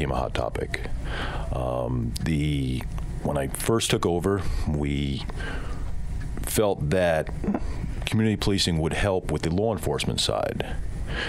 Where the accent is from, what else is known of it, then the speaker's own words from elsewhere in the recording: New York City, New York, United States; moved away; I'm originally from Brooklyn